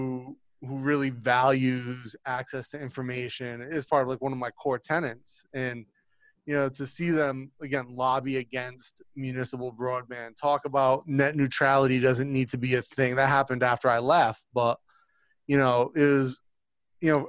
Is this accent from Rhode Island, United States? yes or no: yes; Rhode Island, United States; now in Thailand; I grew up on the East Coast in Rhode Island